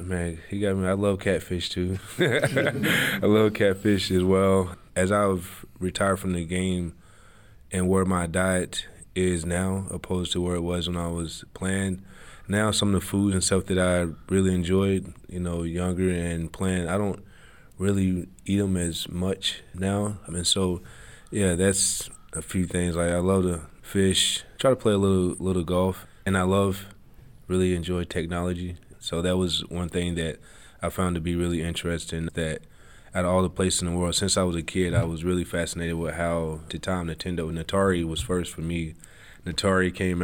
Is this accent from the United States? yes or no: yes; Bruceton, Tennessee, United States; moved away; growing up in Tennessee, all there was to do in my town was hunt, fish, and play sports.